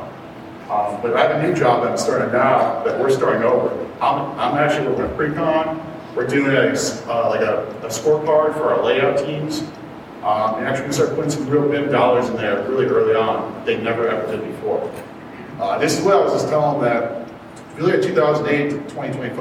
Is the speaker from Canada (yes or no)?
no; Chicago, Illinois, United States; moved away; I'm from Chicago originally